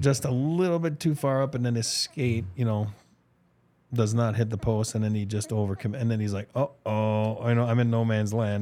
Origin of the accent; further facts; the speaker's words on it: Montreal, Quebec, Canada; my hometown, the Bell Center in Montreal.